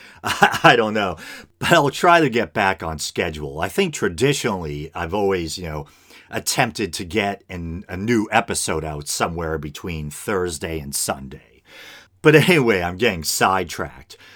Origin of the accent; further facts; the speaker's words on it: Burlington, Massachusetts, United States; in Massachusetts, uh, right in my hometown here of Burlington